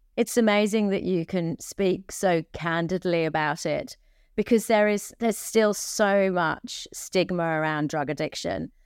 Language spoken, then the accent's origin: English; England, United Kingdom; I'm from England. We can hear it from our accents